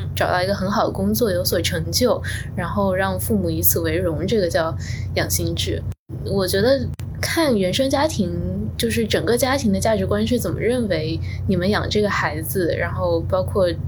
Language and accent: Chinese; Fuzhou, Fujian, China; moved away as an adult; also born or lived in Beijing; now in New York, United States; 我家乡的，呃，时代广场叫做东街口